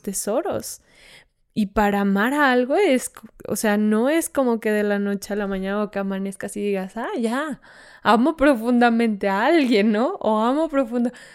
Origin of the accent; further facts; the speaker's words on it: Fresnillo, Zacatecas, Mexico; yo que soy de Fresnillo